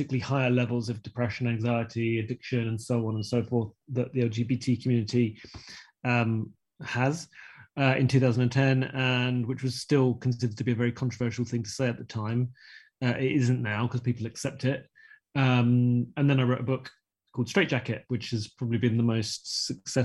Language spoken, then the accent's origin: English; Croydon, London, United Kingdom; I grew up in South London in Croydon